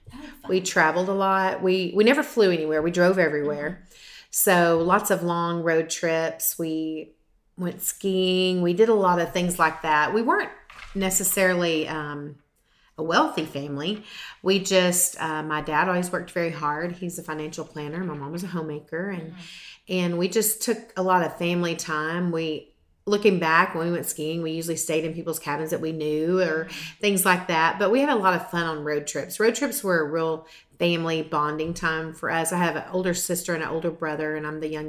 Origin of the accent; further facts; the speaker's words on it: Mesquite, Texas, United States; Grew up in Mesquite, Texas